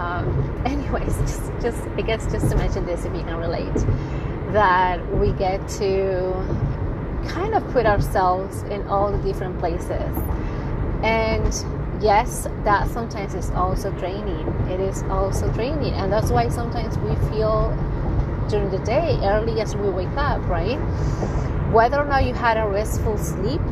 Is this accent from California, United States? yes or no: yes; San Francisco Bay Area, California, United States; I'm from the San Francisco Bay Area.